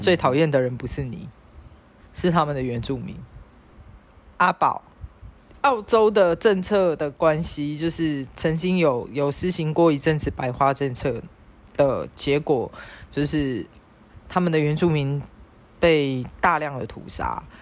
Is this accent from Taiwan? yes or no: yes; Taiwan; 我们台湾人，就是东方人